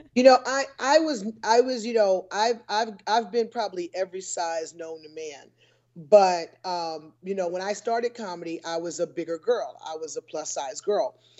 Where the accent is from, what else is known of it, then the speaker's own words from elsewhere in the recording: Newport News, Virginia, United States; moved away as an adult; also born or lived in Los Angeles, California / Atlanta, Georgia; I grew up in Newport News, Virginia